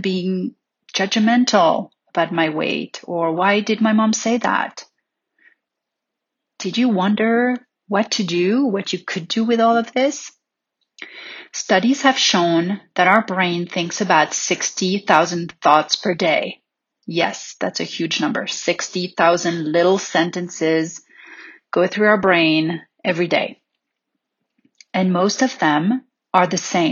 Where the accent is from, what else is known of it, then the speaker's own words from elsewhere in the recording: Paris, Île-de-France, France; growing up in Paris